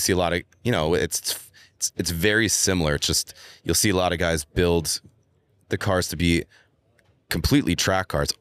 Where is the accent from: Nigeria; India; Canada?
Canada; Montreal, Quebec; moved away; I'm actually from Montreal in Canada where it's winter a lot